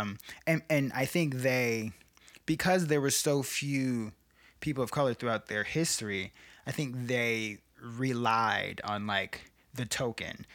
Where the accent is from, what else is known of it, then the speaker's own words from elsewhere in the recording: Chicago, Illinois, United States; growing up on the South Side of Chicago